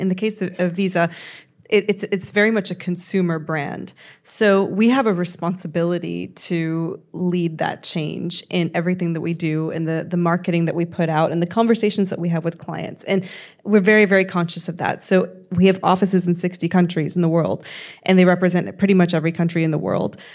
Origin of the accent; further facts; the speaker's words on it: United States; you can see I'm American